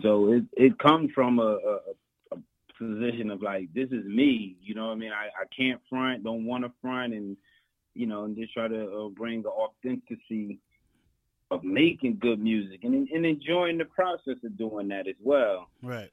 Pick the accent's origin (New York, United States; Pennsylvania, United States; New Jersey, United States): New Jersey, United States; Elizabeth; I'm a Jersey boy, born and raised